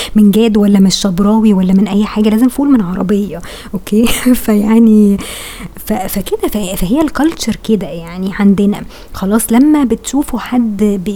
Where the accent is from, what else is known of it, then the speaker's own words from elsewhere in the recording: Egypt; احنا فعلا تفكيرنا كمصريين